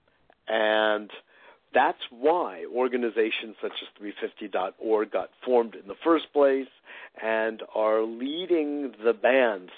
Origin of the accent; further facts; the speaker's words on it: Westport, Connecticut, United States; now in New York, United States; I grew up in Westport